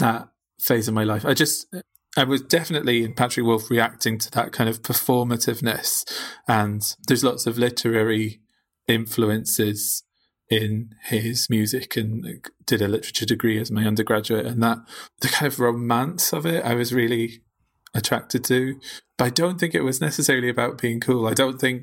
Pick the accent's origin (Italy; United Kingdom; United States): United Kingdom; Northumberland, North East England; moved away as an adult; also born or lived in Glasgow; I grew up in Northumberland, kind of rural Northumberland